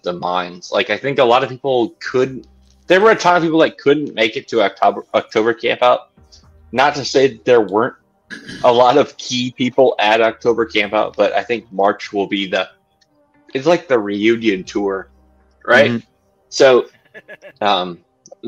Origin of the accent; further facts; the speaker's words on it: Midwest, United States; as a Midwesterner